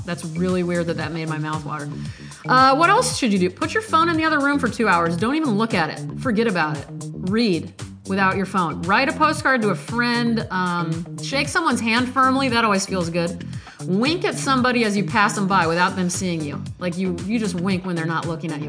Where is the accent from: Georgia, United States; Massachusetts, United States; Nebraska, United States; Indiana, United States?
Nebraska, United States; Omaha; North Omaha, which, by the way, is my birthplace. I grew up in North Omaha